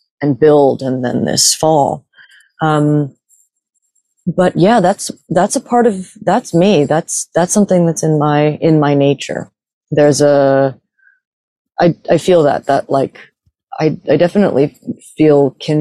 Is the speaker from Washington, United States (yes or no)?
no; New York, United States; moved away; I grew up partially in New York